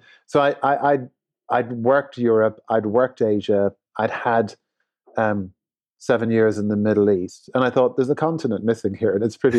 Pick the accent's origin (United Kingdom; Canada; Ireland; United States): Ireland; Dublin, Leinster; born there; as an Irishman, I'm very proud to be Irish and to have my first CEO role based in Dublin, the town of my birth, was very special.